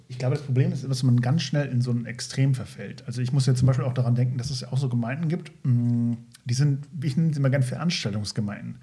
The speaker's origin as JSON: {"language": "German", "area": "Lindorf near Osnabrück", "region": "Lower Saxony", "country": "Germany", "tie": "born or raised there", "moved": "yes", "said": "ich aus Lindorf komme aus dem schönen Lindorf in der Nähe von Osnabrück"}